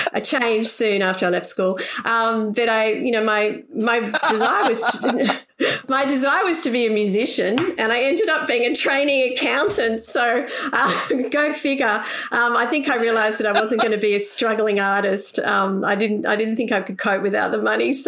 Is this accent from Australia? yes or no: yes; Sydney, New South Wales, Australia; I grew up on the North Shore of Sydney